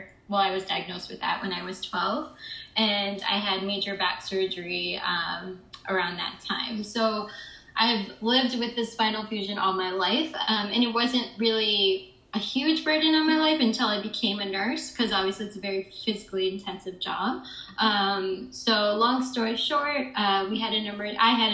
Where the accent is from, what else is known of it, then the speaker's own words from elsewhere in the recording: Michigan, United States; moved away as an adult; also born or lived in Chicago, United States; now in New York City, United States; I'm originally from Michigan, the suburbs of Michigan